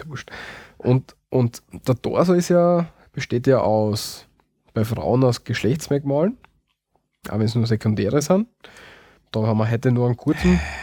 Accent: Austria; bei uns in Österreich

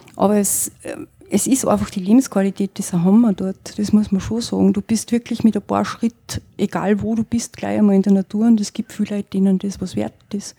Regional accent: northern Styria, Austria; also born or lived in Innsbruck; ich komme ja selber aus dem Norden von der Steiermark

